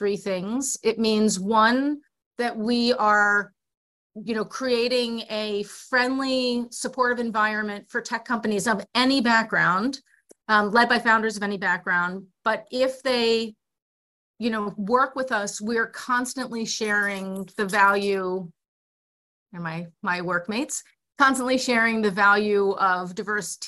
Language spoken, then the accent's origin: English; Philadelphia, Pennsylvania, United States; now in Baltimore, United States; I'm a native of Philly. I'm a city kid from, you know, downtown Philly